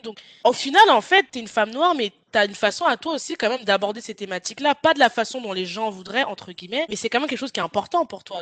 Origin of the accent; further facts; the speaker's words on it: France; je suis française aussi